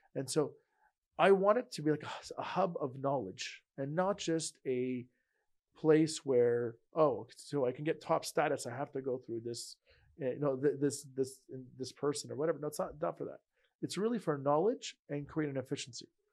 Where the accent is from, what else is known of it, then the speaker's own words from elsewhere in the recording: Montreal, Quebec, Canada; I'm from Montreal